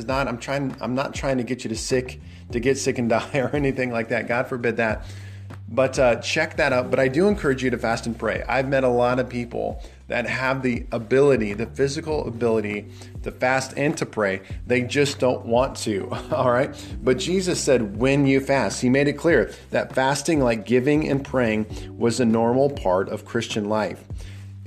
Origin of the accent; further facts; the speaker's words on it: Nebraska, United States; I'm from Nebraska